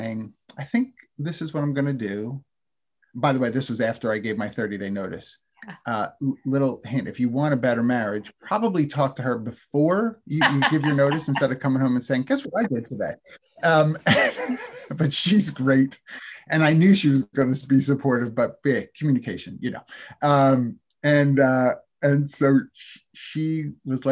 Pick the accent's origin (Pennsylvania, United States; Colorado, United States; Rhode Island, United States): Pennsylvania, United States; Philadelphia; I'm from Philadelphia